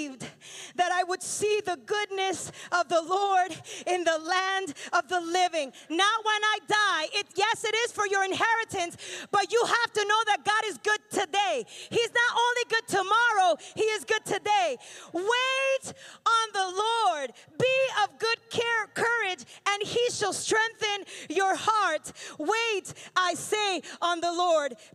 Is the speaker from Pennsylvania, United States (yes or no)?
yes; Pennsylvania, United States; I'm from Pennsylvania, so in January, there's a ton of snow